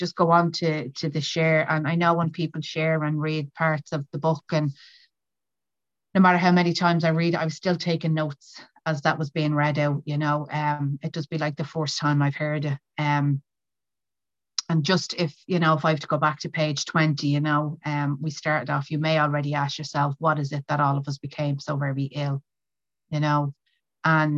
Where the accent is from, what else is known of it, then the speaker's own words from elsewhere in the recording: County Meath, Leinster, Ireland; I'm from County Meath in Ireland